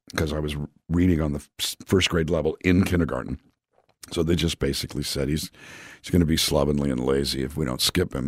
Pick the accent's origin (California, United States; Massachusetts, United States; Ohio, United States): California, United States; Calexico; moved away as an adult; also born or lived in Los Angeles, California; I grew up in a town called Calexico, California, which is a small town on the Mexican border